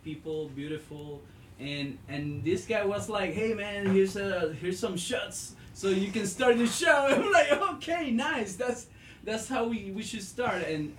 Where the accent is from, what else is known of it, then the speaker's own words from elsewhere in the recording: Puerto Rico; moved away; And I came from Puerto Rico after the hurricane